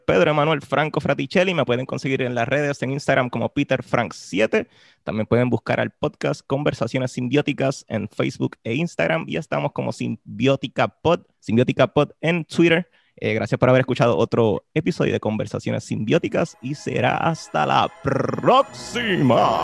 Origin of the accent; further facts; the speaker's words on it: Puerto Rico; como puertorriqueños